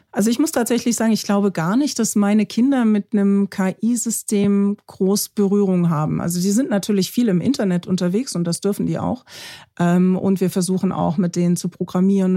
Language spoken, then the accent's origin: German; Germany; bei uns in Deutschland